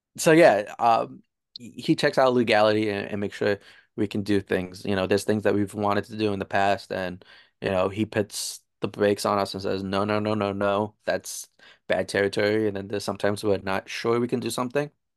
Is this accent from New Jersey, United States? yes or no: yes; New Jersey, United States; I'm from New Jersey